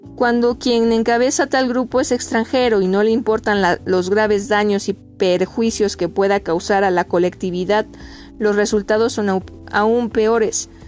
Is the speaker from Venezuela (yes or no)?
no; Michoacán, Mexico; en mi tierra, michoacana